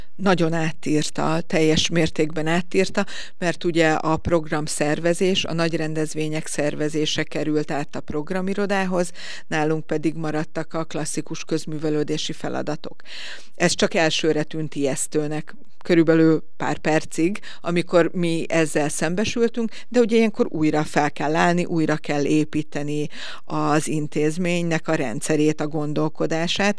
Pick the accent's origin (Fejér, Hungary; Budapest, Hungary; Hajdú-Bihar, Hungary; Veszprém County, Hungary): Veszprém County, Hungary; Veszprém